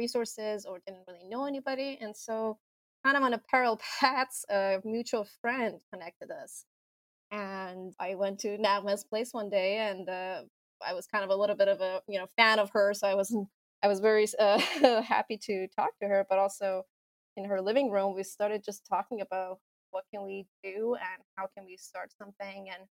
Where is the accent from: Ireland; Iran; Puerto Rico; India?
Iran; also born or lived in California; now in Seattle, United States; I grew up in Iran, and then I kind of moved to California and studied architecture and theater there